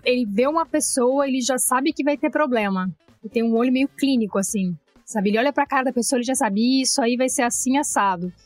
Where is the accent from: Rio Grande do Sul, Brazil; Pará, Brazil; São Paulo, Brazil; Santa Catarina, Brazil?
Rio Grande do Sul, Brazil; Bagé; moved away as an adult; also born or lived in Porto Alegre; now in Rio de Janeiro, Brazil; Eu sou nascida em Bagé. Bagé é interior do Rio Grande do Sul, é fronteira com o Uruguai.